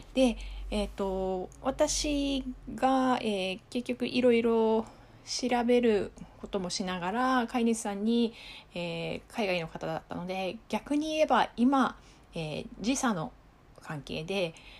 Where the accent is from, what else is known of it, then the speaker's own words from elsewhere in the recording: Japan; now in Okinawa, Japan; 私は内地出身